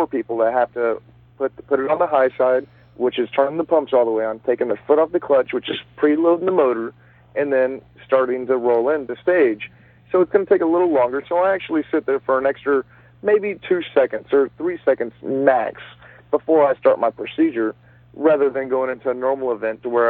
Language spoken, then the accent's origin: English; Dallas, Texas, United States; my home state of Texas. I'm from Dallas